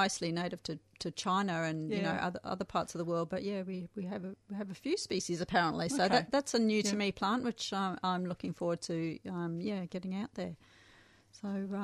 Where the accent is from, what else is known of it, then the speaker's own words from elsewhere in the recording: South Africa; moved away; I grew up in South Africa